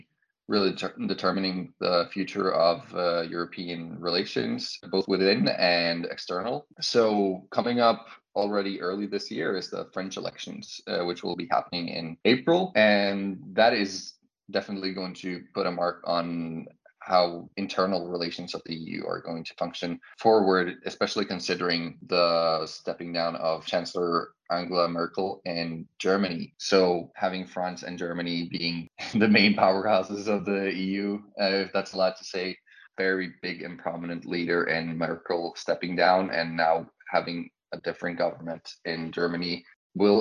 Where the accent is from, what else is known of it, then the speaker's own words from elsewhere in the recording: Oslo, Norway; I have been born and raised in Oslo, the capital of Norway